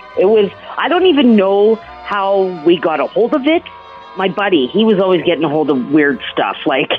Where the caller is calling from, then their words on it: Calgary, Alberta, Canada; So I'm calling from Calgary, actually